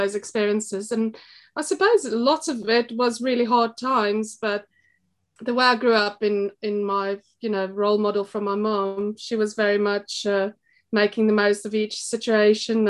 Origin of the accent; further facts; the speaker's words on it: South Africa; moved away as an adult; now in Belper, United Kingdom; I was born in South Africa, and I suppose I led a pretty normal life there.